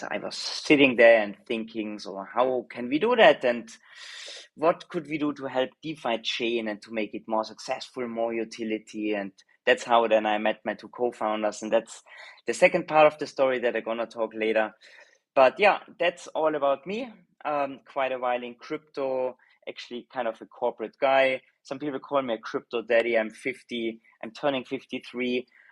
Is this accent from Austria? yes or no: yes; Austria; accent: Austrian (Arnold Schwarzenegger accent); moved away as an adult; also born or lived in Southeast Asia; now in Singapore; I'm Austrian originally. I think my accent is giving it away a little bit, the Arnold Schwarzer accent that I couldn't get rid of all my life.